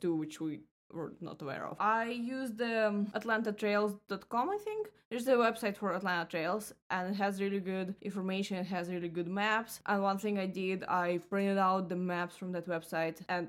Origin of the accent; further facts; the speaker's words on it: Russia; moved away as an adult; now in Florida, United States; since I left Russia